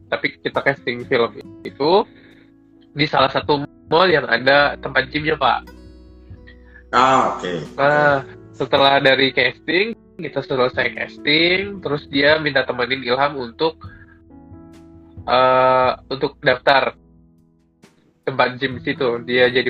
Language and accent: Indonesian; Riau, Indonesia; di mana sih kalau di daerah Rokan Hilir, Pak. Rokan Hilir.